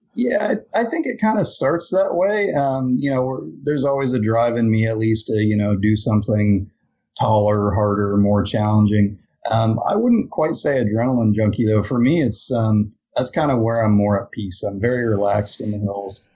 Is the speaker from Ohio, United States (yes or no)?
yes; Ohio, United States; moved away; I grew up in Ohio